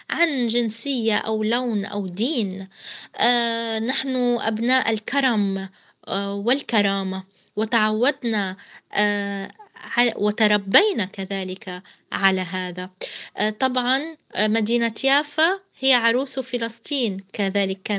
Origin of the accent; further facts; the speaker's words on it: Palestine; نحن كشعب فلسطيني لسنا كود لسنا رقم لسنا رمز لكي تصنفونا 48 أو 67 أو ضف غزة إلى آخره القدس